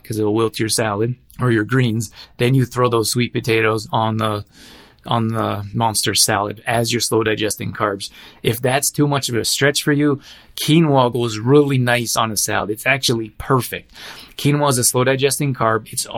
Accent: Alberta, Canada; I grew up in Alberta

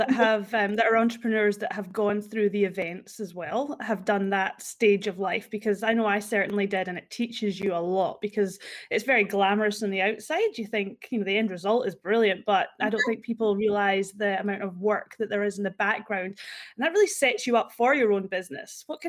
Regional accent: Fort William, Scotland, United Kingdom; moved away as an adult; now in Australia; Fort William in the Highlands, so near the Loch Ness Monster.

